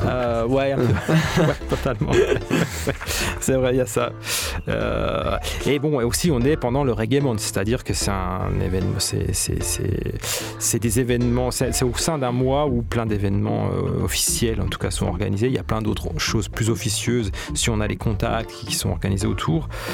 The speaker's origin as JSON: {"language": "French", "town": "Marseille", "region": "Provence-Alpes-Côte d'Azur", "country": "France", "said": "je suis arrivé en tant que Marseillais en fait à, Kingston"}